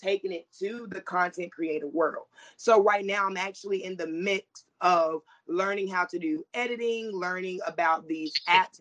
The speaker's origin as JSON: {"language": "English", "region": "the Carolinas", "country": "United States", "said": "I'm from the Carolinas"}